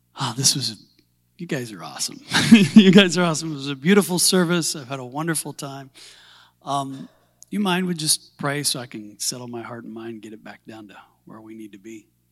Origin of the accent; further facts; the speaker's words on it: Southern Illinois, United States; moved away as an adult; also born or lived in Forgotten Islands; I was born and raised in industry in Little Assembly of God Church there.